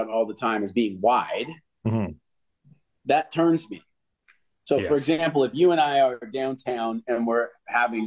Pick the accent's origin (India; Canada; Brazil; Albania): Canada; I am from the Canadian education system